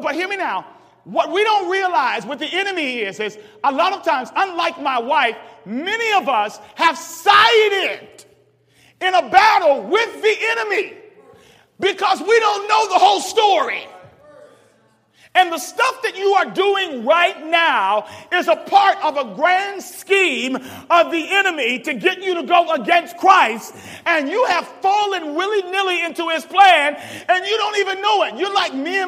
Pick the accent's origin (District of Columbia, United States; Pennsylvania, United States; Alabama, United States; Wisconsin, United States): District of Columbia, United States; Washington; I'm from Washington, D.C.